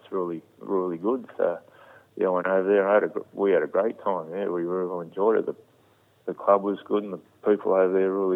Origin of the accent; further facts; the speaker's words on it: Newcastle, New South Wales, Australia; my hometown